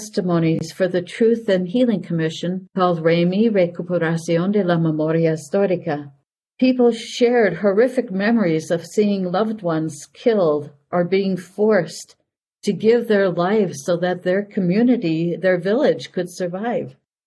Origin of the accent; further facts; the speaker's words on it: Milwaukee, Wisconsin, United States; moved away as an adult; also born or lived in Grand Rapids, Michigan / Superior, Wisconsin / Raymond, Minnesota / Clara City, Minnesota; I was born and raised in Milwaukee, Wisconsin